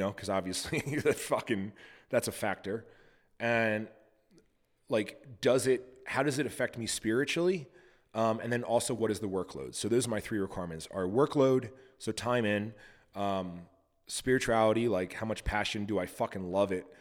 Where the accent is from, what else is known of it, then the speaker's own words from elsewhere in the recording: Montana, United States; I'm also from Montana, and I own a goat farm